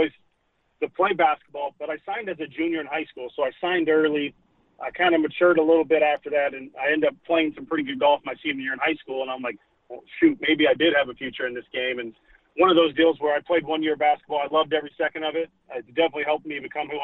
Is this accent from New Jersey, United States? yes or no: no; Kansas, United States; moved away; I grew up there in Kansas